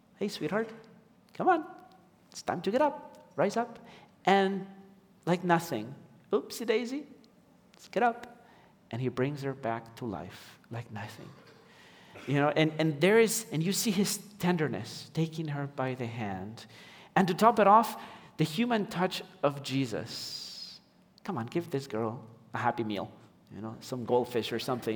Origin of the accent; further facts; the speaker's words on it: Ecuador; moved away; I'm from Ecuador, and my wife is American